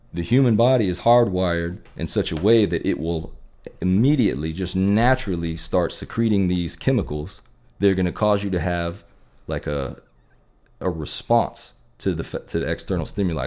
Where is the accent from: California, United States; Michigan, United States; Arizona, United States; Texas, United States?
Texas, United States; growing up in Texas with the Friday night lights